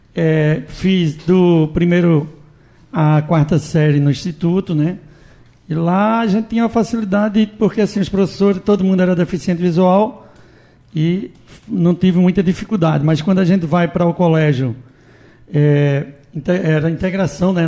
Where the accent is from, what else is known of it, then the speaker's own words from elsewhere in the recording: Afogados da Ingazeira, Pernambuco, Brazil; now in Recife, Brazil; sou natural de Afogado em Gazeira